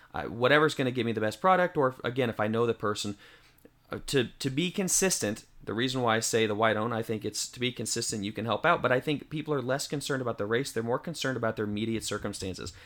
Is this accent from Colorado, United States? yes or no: yes; Denver, Colorado, United States; now in White Bluff, Tennessee, United States; I'm from Denver, but, uh, you know, I live in White Bluff, Tennessee.